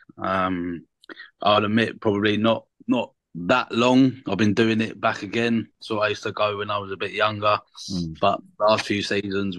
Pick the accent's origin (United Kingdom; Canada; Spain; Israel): United Kingdom; Brighton, South East England; also born or lived in West London; I actually moved to the estate from London when I was 2, so I wasn't originally born here. I was born in West London